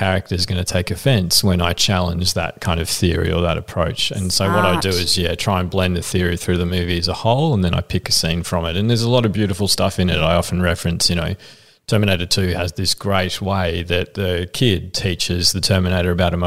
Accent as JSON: {"language": "English", "town": "Frankston", "region": "Victoria", "country": "Australia", "tie": "born or raised there", "said": "I grew up in Frankston and like people might not know, but it's a pretty rough town."}